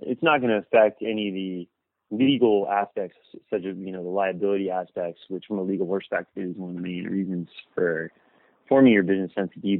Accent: Los Angeles, California, United States; I grew up in the South Bay area of Los Angeles

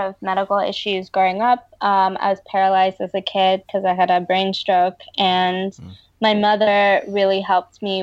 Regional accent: New York City, New York, United States; also born or lived in Brooklyn, New York; now in Los Angeles, United States; I was born in Brooklyn and raised in Washington Heights

